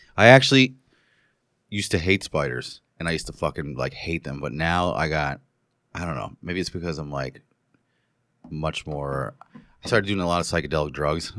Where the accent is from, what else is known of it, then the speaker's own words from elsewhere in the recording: New Paltz, New York, United States; moved away as an adult; I was living in my hometown of New Paltz